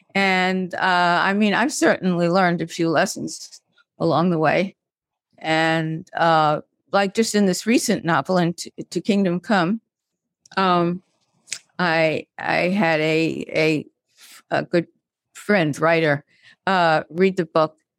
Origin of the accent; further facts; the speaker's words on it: Brooklyn, New York, United States; I was this pipsqueak from Brooklyn